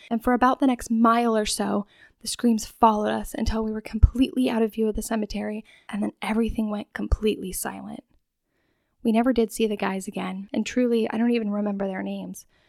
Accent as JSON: {"language": "English", "town": "Spokane", "region": "Washington", "country": "United States", "tie": "born or raised there", "also_born_or_lived": "Rosalia, Washington", "said": "I grew up in Rosalia, Washington, moving when I was five years old to Spokane"}